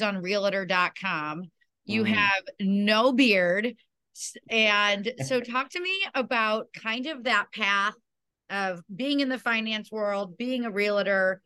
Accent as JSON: {"language": "English", "town": "Chicago", "region": "Illinois", "country": "United States", "tie": "born or raised there", "said": "somebody that grew up in Chicago where everything is always happening"}